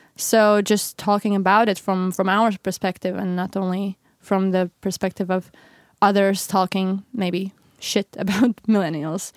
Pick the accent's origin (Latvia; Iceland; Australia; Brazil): Latvia; moved away as an adult; now in Stockholm, Sweden; I'm originally from Latvia, um, which is one of the Baltic states, and I moved to Sweden, um, about four years ago.